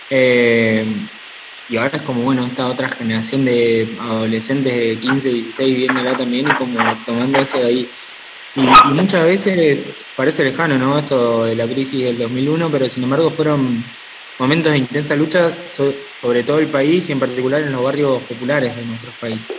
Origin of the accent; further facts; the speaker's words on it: Córdoba, Argentina; de Córdoba Capital, te saludo de barrio Los Cortaderos. Soy de Yapayú, pero te saludo de acá.